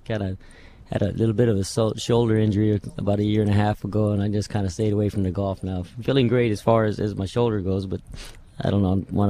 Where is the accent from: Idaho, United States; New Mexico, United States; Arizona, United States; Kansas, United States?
New Mexico, United States; Roswell; You know, it was great growing up around there, first of all, because I was surrounded with horses.